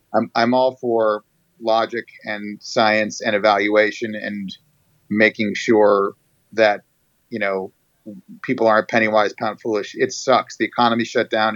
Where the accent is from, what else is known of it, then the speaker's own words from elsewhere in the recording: New York, United States; moved away; I grew up in New York